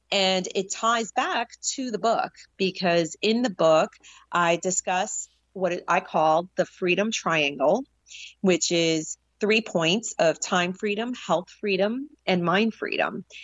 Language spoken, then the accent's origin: English; New York City, New York, United States; before growing up in the New York City area and the catalyst of, of seeing September 11th, 2001.